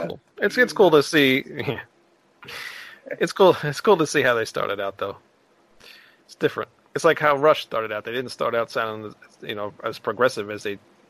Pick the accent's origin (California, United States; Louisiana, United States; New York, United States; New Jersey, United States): New York, United States; Long Island; I'm from Long Island